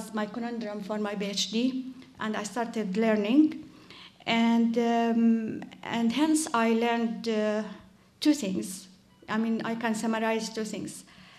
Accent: West Bank, Palestine; I grew up in the West Bank

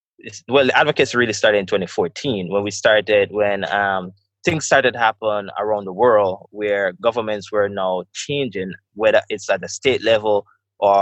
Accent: Westmoreland, Jamaica; I am from Jamaica, Westmoreland to be specific.

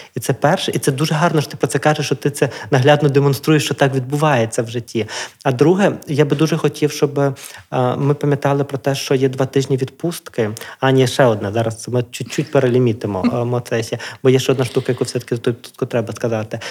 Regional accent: Drohobych, Lviv Oblast, Ukraine; я з Другобича

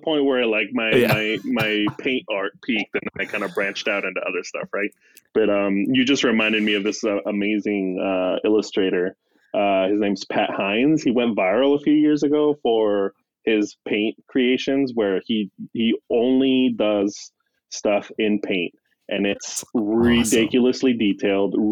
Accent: Mexico; I'm growing up in Mexico

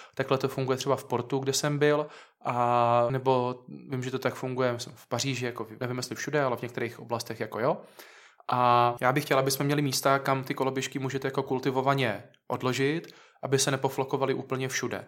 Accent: Hradiště?, South Moravian Region, Czechia; also born or lived in Znojmo, Czech Republic; já jsem taky z Havradníku

